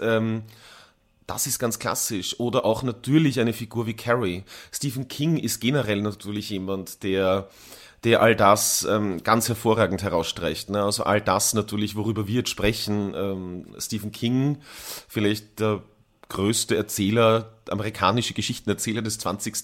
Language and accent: German; Tyrol, Austria; ich bin als Jugendlicher in Tirol aufgewachsen